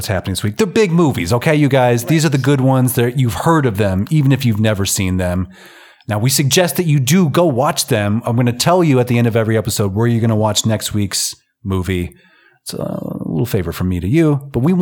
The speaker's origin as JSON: {"language": "English", "country": "United States", "moved": "yes", "lives_now": "Reykjavik, Iceland", "said": "I'm from the United States of America"}